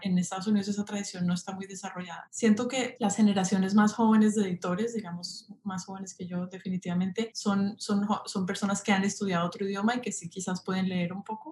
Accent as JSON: {"language": "Spanish", "country": "Colombia", "also_born_or_lived": "Paris, France", "moved": "as an adult", "lives_now": "New York, United States", "said": "soy colombiana, pero fui a la universidad en, en París"}